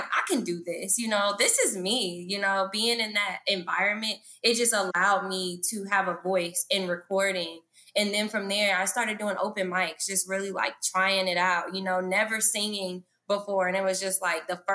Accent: Atlanta, Georgia, United States; also born or lived in Indianapolis, Indiana; I'm from Indianapolis, Indiana, but I moved here when I was 3. Here is Atlanta. And ever since then, yeah, like it's been a journey. Atlanta has made me, raised me

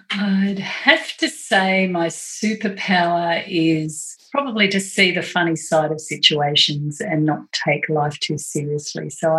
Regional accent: Australia; Yeah, four sons. That'll do it too.

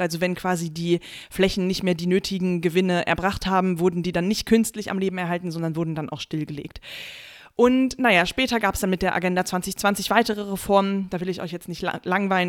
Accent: Germany; bei uns in Deutschland

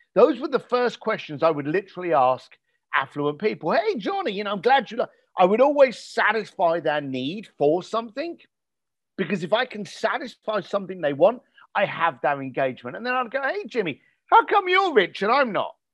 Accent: United Kingdom; I was born just outside of London

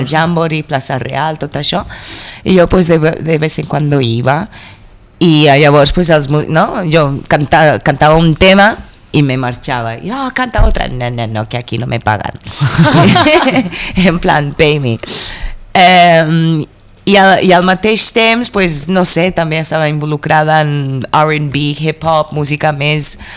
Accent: Mozambique; moved away as an adult; also born or lived in United States / Brazil; now in Catalonia, Spain; vaig marxar de Moçambique, eh, crec que amb 19 anys jo 20, per anar a la Uni als Estats Units

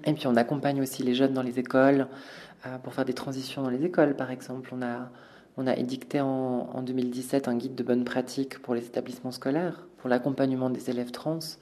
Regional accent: Valais, Switzerland; on a grandi en Valais, euh, on a grandi dans un endroit où les cases c'est hyper important

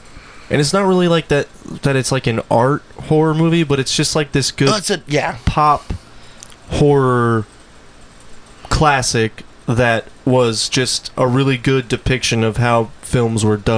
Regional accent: United States; we're from America

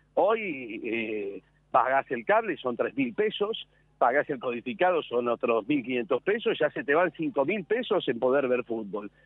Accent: Buenos Aires, Argentina; Yo soy un porteño más, vivo en la ciudad de Buenos Aires

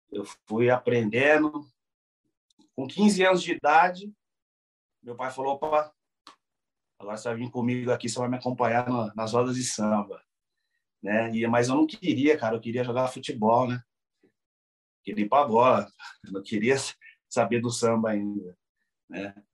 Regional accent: São Paulo, Brazil; Sou nascido na Zona Leste de São Paulo, ali no bairro da Ponte Rasa, né? E ali, nas batucadas, né?

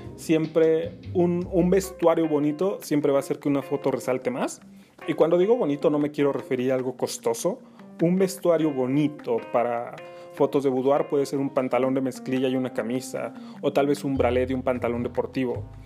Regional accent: Mexico City, Mexico; soy fotógrafo de la Ciudad de México, mejor dicho, del oriente de la Ciudad de México

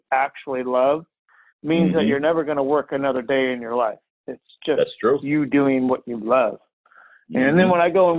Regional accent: Oregon City, Oregon, United States; I grew up in Oregon City

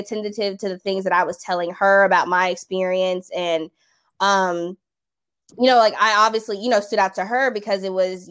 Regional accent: South Carolina, United States; I'm originally from South Carolina

